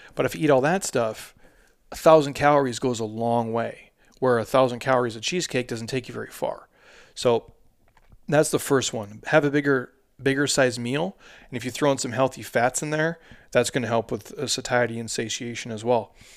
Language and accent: English; Midwest, United States; I'm a dude from the Midwest